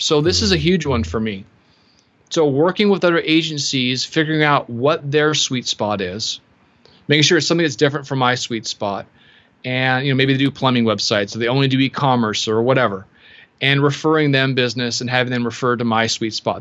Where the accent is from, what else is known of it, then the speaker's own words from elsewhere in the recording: Seattle, Washington, United States; I am from Seattle